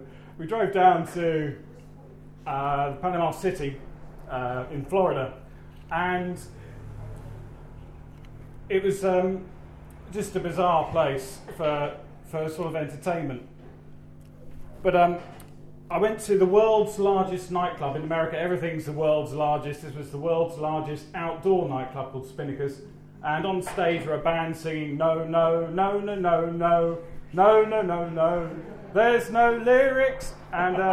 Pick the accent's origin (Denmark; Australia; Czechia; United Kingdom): United Kingdom; being British abroad